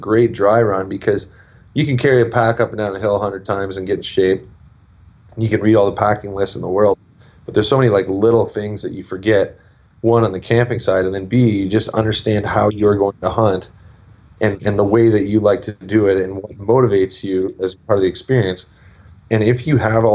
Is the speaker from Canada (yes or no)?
yes; Canada; growing up in Canada